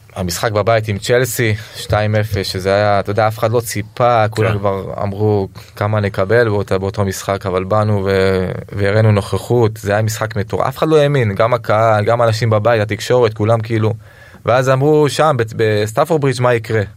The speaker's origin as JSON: {"language": "Hebrew", "town": "Rishon LeZion", "region": "Central District", "country": "Israel", "tie": "born or raised there", "said": "גדלתי ברמת אליהו"}